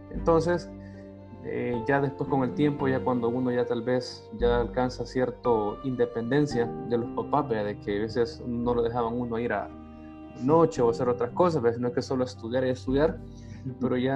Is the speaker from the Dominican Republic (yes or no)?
no; El Salvador; Podemos decir que soy una persona, un salvadoreño del común